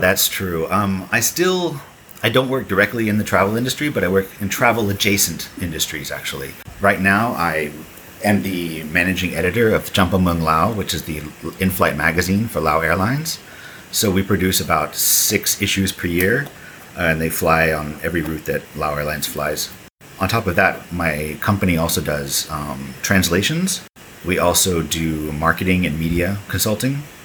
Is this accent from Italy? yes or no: no; Texas, United States; moved away as an adult; also born or lived in Thailand; now in Laos; I'm originally from Texas